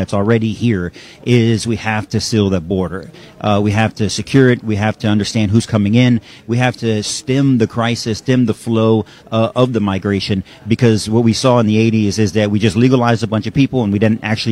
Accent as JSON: {"language": "English", "region": "near the South Texas border", "country": "United States", "tie": "born or raised there", "moved": "as an adult", "lives_now": "Virginia, United States", "said": "I grew up, before I was in the Army, I grew up near the South Texas border"}